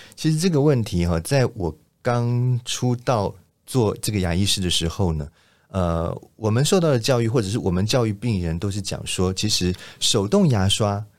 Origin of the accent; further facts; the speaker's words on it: Taiwan; 我们其实台湾人